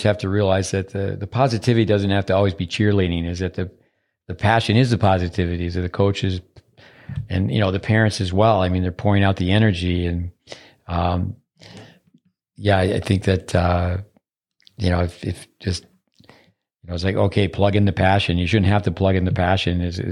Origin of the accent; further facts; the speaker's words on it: United States; also born or lived in Florida; I being American, didn't speak any Japanese